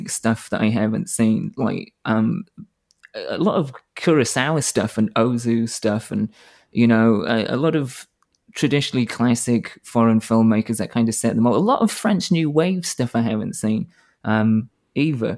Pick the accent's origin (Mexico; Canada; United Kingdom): United Kingdom; the north of England; moved away as an adult; now in United States; I'm from Northern England